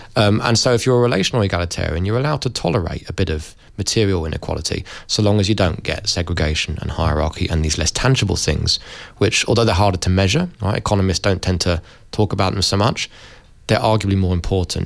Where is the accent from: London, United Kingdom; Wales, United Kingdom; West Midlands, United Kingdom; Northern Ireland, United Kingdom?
London, United Kingdom; I'm from London. Uh, London's a very multiracial place. Uh, I went to went to a school with you know kids from Pakistan, India, the Caribbean, Africa